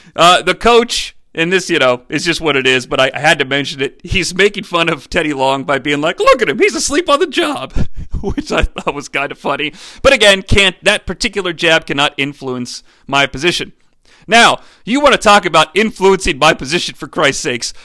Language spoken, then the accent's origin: English; Cincinnati, Ohio, United States; growing up in the Cincinnati area